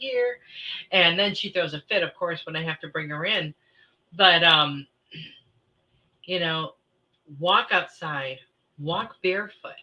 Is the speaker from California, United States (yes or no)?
no; Michigan, United States; moved away; I grew up in Michigan